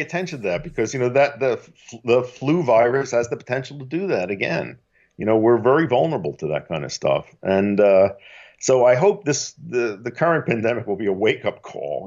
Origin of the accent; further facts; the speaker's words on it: Philadelphia, Pennsylvania, United States; I grew up in Philadelphia